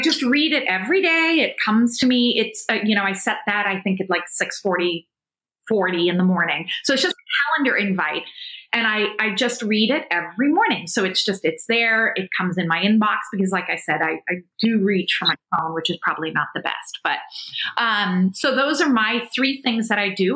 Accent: South Africa; being South African

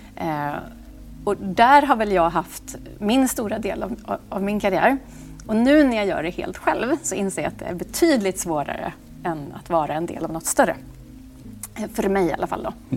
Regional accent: Åmål, Västra Götaland, Sweden; moved away; also born or lived in Monaco; Jag kommer från Åmål, en liten stad, eh, där man egentligen kan få utrymme att göra vad man vill.

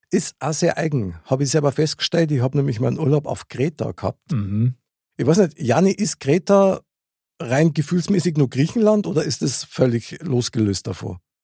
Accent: Munich, Bavaria, Germany; Ich bin ja in München geboren und aufgewachsen.

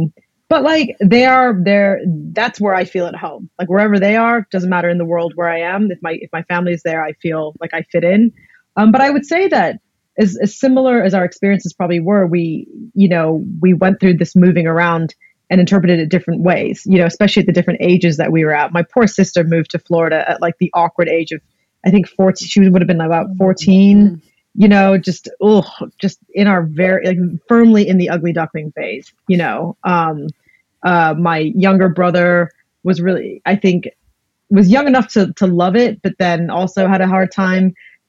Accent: Blackpool, North West England, United Kingdom; moved away; also born or lived in Greece; I grew up in Blackpool and then the north of England. And then my dad's job actually moved us to Greece after that. So I've grown up in a few different countries

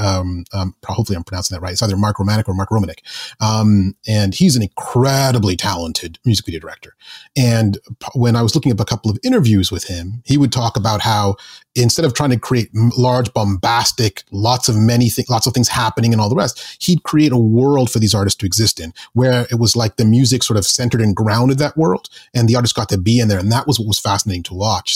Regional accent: Zambia; moved away; also born or lived in England / Canada; my dad got a job in Zambia in Central Africa. And sort of, I sort of grew up there

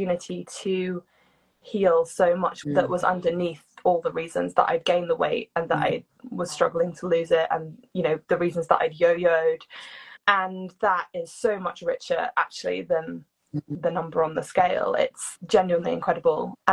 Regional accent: United Kingdom; I'm British

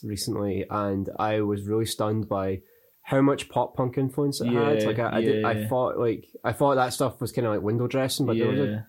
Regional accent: Dunfermline, Scotland, United Kingdom; also born or lived in Dundee / Arbroath; Raised in Dunfermline, born in Dundee, and lived the first 7 years of my life in Arbroath

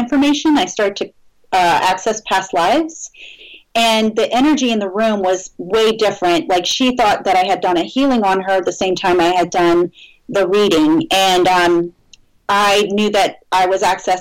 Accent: New Orleans, Louisiana, United States; moved away; I'm originally from New Orleans

